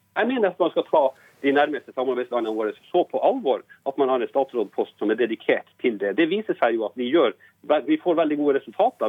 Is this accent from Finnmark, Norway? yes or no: yes; Båtsfjord, Finnmark, Norway; jeg kommer fra Båtsfjord i Finnmark